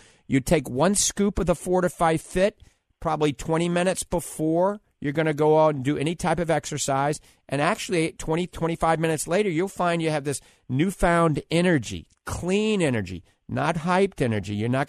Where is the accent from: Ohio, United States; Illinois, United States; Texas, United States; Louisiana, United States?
Louisiana, United States; New Orleans; accent: New Orleans; I guarantee, that's my New Orleans accent, you're going to be doing better, I promise you.